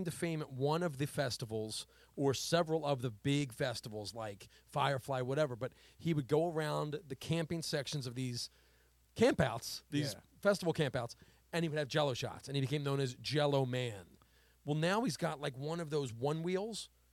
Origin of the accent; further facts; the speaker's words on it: Delaware County, Pennsylvania, United States; we're Delco guys